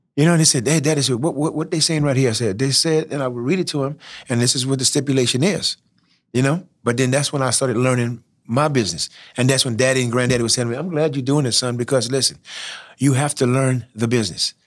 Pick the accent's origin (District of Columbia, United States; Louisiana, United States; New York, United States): Louisiana, United States; Church Point; I'm from Churchpoint, Louisiana. And who would have thought that a guy out of Church Point, small town